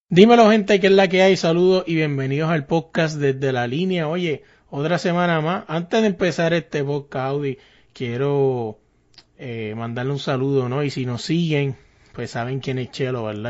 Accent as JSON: {"language": "Spanish", "town": "Carolina", "country": "Puerto Rico", "tie": "born or raised there", "said": "yo me crié allá arriba en Carolina"}